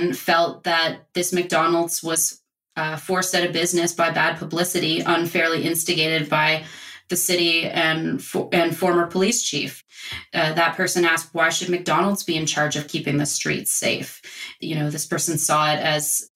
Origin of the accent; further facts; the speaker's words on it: Nova Scotia, Canada; now in Toronto, Canada; I grew up in Nova Scotia